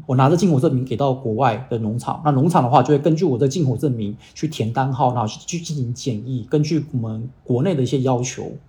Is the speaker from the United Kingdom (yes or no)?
no; Dongguan, Guangdong, China; moved away as an adult; also born or lived in Kaohsiung, Taiwan / United States; 我台湾小时候在台湾，我在东莞长大，然后那时候我刚刚东莞的时候，我觉得东莞好冷哦，其实才十五度而已，其实不冷。那可是过段时间之后，我就发现，哎，东莞其实不冷。我去了美国读书